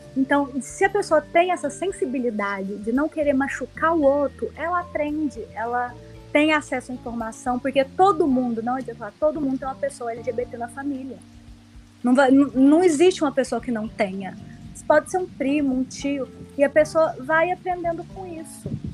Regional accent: Uberlândia, Minas Gerais, Brazil; now in Belo Horizonte, Brazil; eu sou de lá, não moro lá, moro em BH, mas eu sou de lá

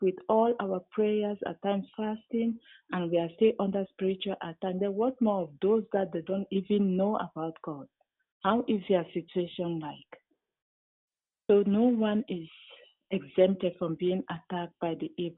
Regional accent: Cameroon; I come from Cameroon

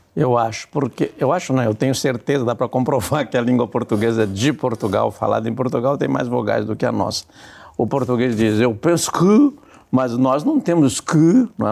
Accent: southern Brazil, Brazil; nós que viemos do Brasil meridional

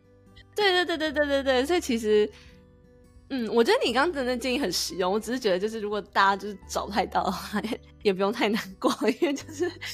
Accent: Taiwan; now in United States; 我们台湾人申请 S S N

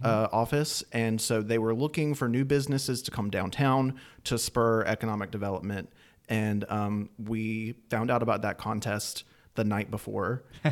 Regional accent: Anderson, South Carolina, United States; I'm also from Anderson.

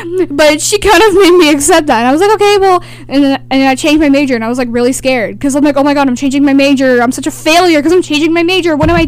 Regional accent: Lafourche Parish, Louisiana, United States; I'm from Lafourche Parish

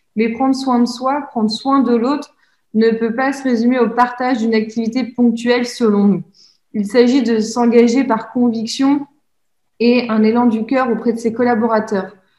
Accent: Normandy, France; moved away as an adult; now in Lyon, France; je suis originaire de Normandie. Cela fait déjà plus de trois ans que je vis à Lyon.

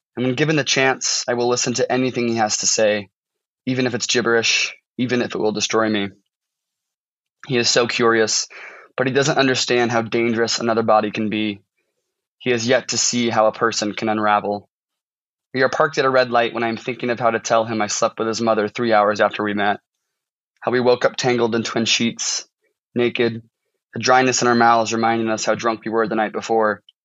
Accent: St. Charles, Missouri, United States; moved away as an adult; now in Washington, United States; I'm from um, a town called St. Charles, so it's pretty much it's the St. Louis suburbs

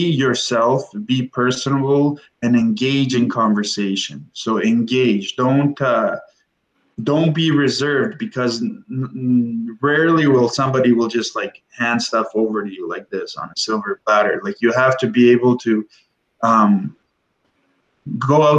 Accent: Windsor, Ontario, Canada; I'm from Windsor.

